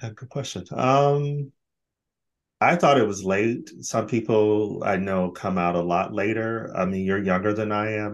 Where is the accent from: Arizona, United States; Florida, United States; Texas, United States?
Arizona, United States; Phoenix; moved away as an adult; also born or lived in Los Angeles, California / Sweden; now in Brighton, United Kingdom; Phoenix is my hometown, but L.A is where actually I spent most of my life because I moved there as a young adult